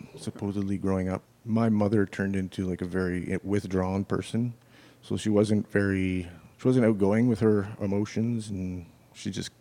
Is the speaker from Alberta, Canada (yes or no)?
no; Winnipeg, Manitoba, Canada; also born or lived in New Brunswick; When I was growing up in New Brunswick, my family was religious, you know. We had to go to Sunday school. I think when my parents moved out west to Winnipeg